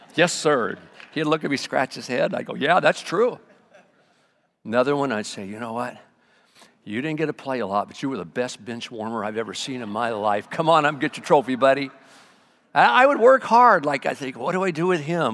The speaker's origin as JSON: {"language": "English", "town": "Arvin", "region": "California", "country": "United States", "tie": "born or raised there", "moved": "yes", "said": "I was raised in Arvin a lot"}